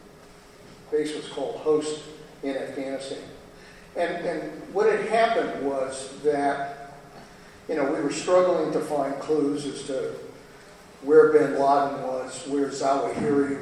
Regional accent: Pebble Beach, California, United States; Pebble Beach in my hometown

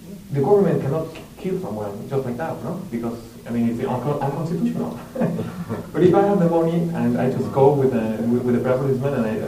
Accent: Mexico City, Mexico; Mexico City.

